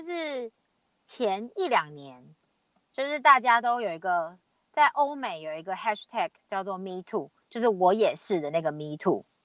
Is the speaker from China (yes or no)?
no; Taiwan; 其实我们很多人在台湾